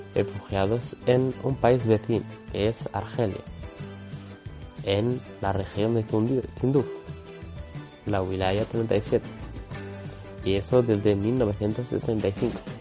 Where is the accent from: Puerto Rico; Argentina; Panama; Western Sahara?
Western Sahara; now in France; nuestro pueblo